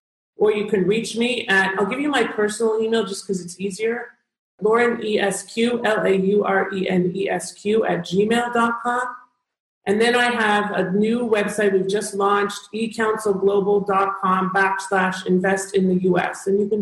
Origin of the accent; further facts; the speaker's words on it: Canada; one of the reasons that Canadians love working with me is because I am Canadian.